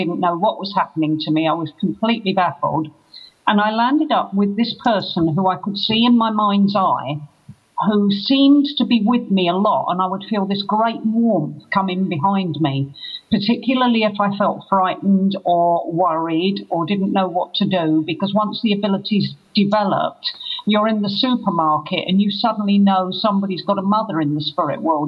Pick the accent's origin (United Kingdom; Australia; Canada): United Kingdom; London; now in Glastonbury, United Kingdom; I'm originally a Londoner, but I live in Glastonbury